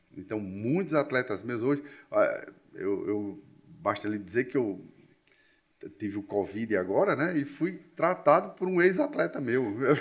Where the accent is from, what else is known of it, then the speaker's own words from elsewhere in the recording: Cabedelo, Paraíba, Brazil; also born or lived in João Pessoa; Mas eu só fiz nascer aqui. Aqui foi o, o, local da minha chegada, né, como diz a história. Meus pais eram do, de Rapaz, eu não, não lembro nem onde era Sarapó, que era um distrito de Teixeira, não era nem um... Então eles vieram de lá, né, almejando melhores momentos na vida deles e migraram para Cabedelo. Então eu passei minha adolescência toda lá em Cabedelo